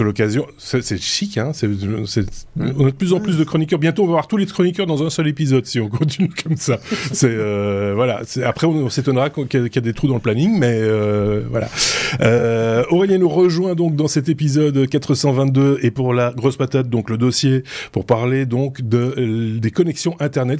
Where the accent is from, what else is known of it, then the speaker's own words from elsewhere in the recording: Belgium; je suis belge